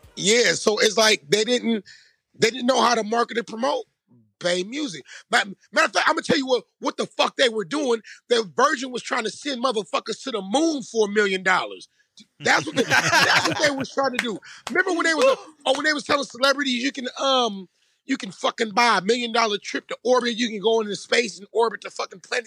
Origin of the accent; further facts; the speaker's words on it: Vallejo, California, United States; I'm from Vallejo. We all from the same city